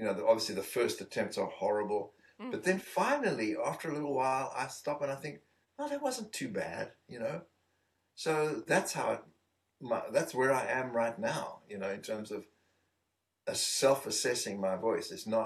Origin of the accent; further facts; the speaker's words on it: Eastern Cape, South Africa; moved away; being in South Africa, growing up in the Eastern Province where there are a lot of Bantu people